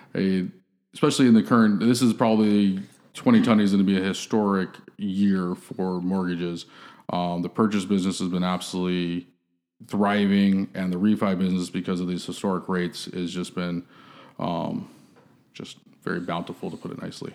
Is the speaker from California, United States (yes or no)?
yes; San Diego, California, United States; moved away as an adult; now in Austin, United States; born and raised in San Diego